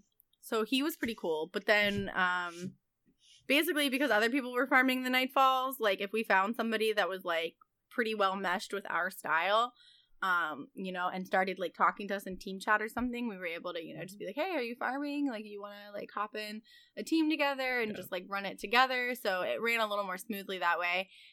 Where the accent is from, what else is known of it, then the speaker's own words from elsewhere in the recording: Virginia, United States; And we were like, what? Us too. And then he told us what county. And we were like, dude, that's literally the next county over.